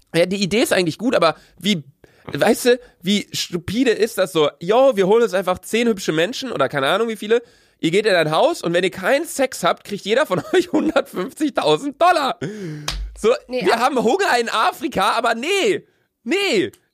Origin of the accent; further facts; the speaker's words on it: Bielefeld, North Rhine-Westphalia, Germany; wir kommen aus Bielefeld